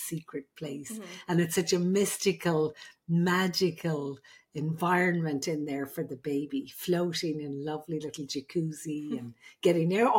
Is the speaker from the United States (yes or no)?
no; Ireland; I'm the Irish midwife.